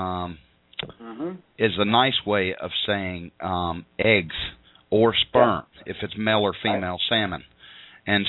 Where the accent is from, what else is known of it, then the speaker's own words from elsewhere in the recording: Tennessee, United States; accent: Tennessee grammar; we'll try not to use any Tennessee grammar